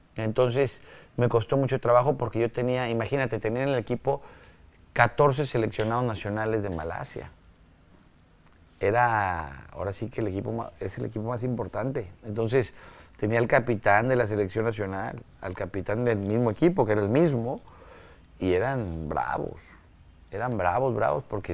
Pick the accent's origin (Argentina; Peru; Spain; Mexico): Mexico; moved away as an adult; also born or lived in Malaysia; tenemos nosotros como latinos, como mexicanos